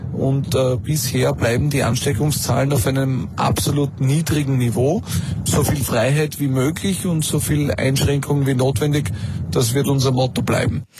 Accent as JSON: {"language": "German", "country": "Austria"}